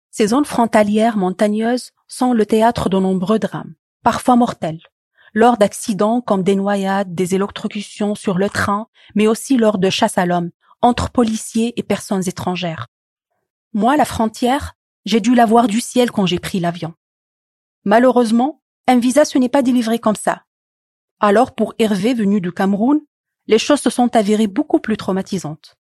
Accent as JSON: {"language": "French", "country": "Tunisia", "moved": "as an adult", "lives_now": "France", "said": "Je suis tunisienne et je suis arrivée en France il y a huit ans."}